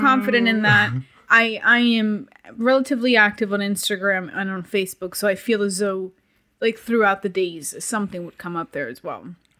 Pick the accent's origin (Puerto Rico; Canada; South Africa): Puerto Rico; growing up in Puerto Rico